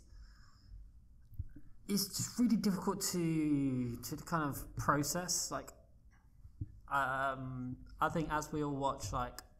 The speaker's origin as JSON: {"language": "English", "country": "United Kingdom", "said": "as a British person"}